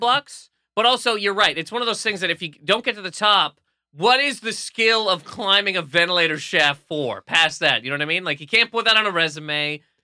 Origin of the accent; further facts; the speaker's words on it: New Brunswick, Canada; moved away; growing up in New Brunswick